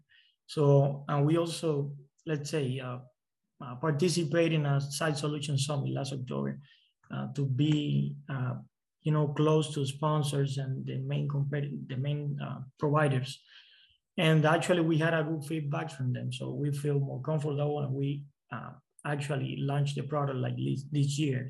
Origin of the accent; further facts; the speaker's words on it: Cuba; moved away; I'm from Cuba